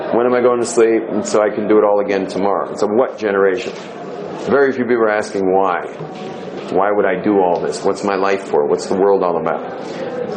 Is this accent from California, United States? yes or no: yes; California, United States; moved away as an adult; I was just hippie from California